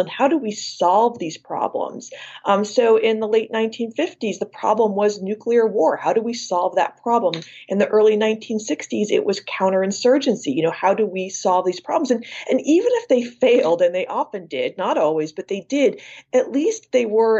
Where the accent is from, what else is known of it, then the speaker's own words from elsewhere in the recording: Iowa, United States; also born or lived in San Francisco, California; Born in San Francisco, but raised in Iowa